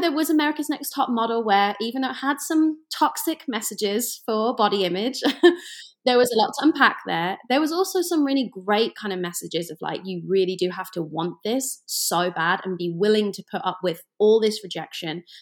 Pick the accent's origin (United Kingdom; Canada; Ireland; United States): United Kingdom; England; moved away; I am from England, and I grew up you know, kind of in the middle of nowhere for Americans. I like to say it's like the Ohio of England, just kind of like in the middle.